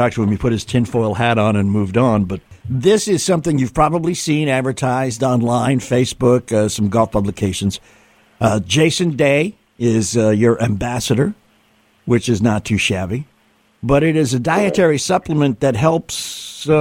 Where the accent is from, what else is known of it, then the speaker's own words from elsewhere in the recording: New England, United States; moved away; I'm originally from New England too